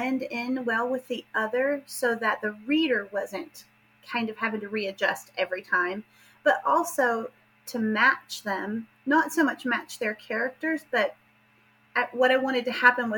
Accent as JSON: {"language": "English", "region": "southern Appalachia", "country": "United States", "accent": "southern", "said": "I am, as you can tell from my accent, I am from the southern part of the United States, but particularly from southern Appalachia."}